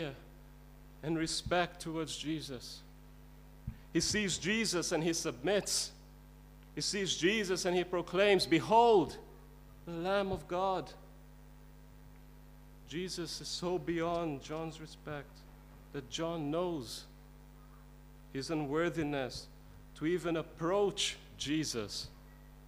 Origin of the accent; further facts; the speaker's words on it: India; I was brought up in India, and in the Indian culture